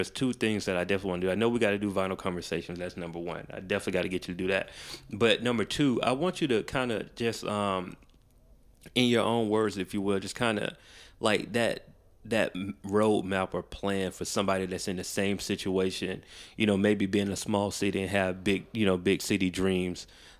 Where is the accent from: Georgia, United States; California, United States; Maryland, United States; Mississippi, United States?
Georgia, United States; Macon; also born or lived in Atlanta; I was born here in Atlanta, right? But I'm from Macon.